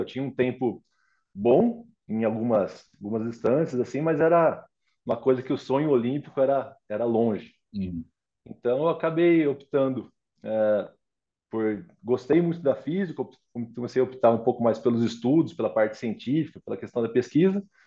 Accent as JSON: {"language": "Portuguese", "town": "Pirassununga", "region": "São Paulo", "country": "Brazil", "moved": "yes", "said": "Eu sou de Pirassununga"}